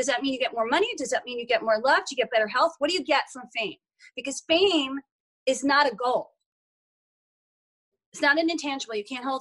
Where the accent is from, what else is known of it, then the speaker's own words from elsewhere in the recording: Short Hills, New Jersey, United States; now in Los Angeles, United States; I grew up in Short Hills, New Jersey, one of the wealthiest suburbs on the East Coast